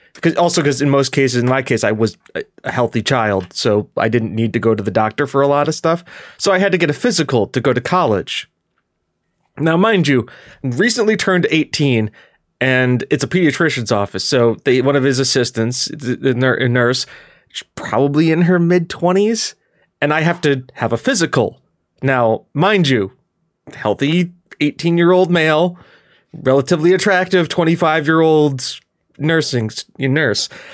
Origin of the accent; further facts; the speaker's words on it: Scotland, United Kingdom; now in United States; as a Scottish person